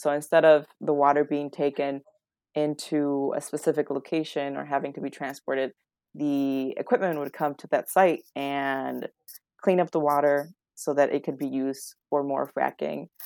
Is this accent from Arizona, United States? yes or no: no; West Chicago, Illinois, United States; It's a great town, I love it, it's my hometown